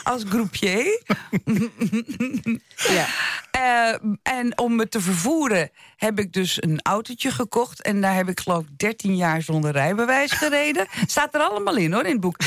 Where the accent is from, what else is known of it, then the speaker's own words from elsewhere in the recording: Netherlands; ik ben hier geboren in Nederland